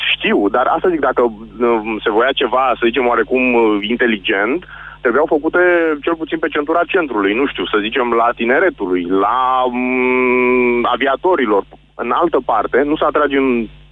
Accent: Bucharest, Romania; din București

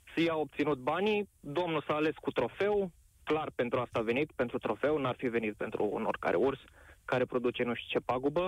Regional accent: Covasna County, Romania; sunt din Covazna

